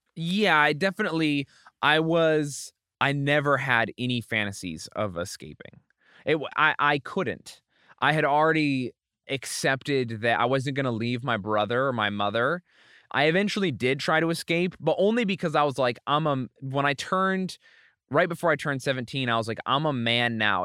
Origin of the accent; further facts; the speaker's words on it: Utah, United States; also born or lived in Springfield, Oregon / California; I was born in Springfield, Oregon. I was raised partially in California and then mostly in Utah, in this tiny town in the middle of nowhere, Utah